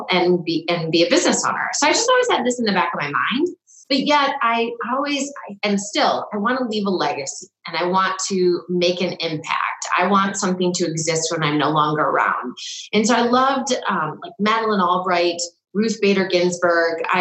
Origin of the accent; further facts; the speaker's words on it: Salinas, California, United States; I was a figure skater as I grew up in Salinas.